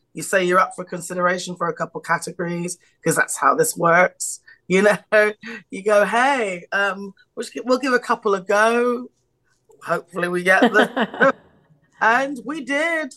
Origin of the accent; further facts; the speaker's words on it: United Kingdom; I'm British.